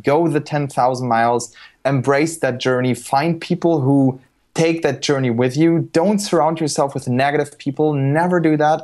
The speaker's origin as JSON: {"language": "English", "country": "Germany", "tie": "born or raised there", "said": "I was born in Germany, raised in Germany"}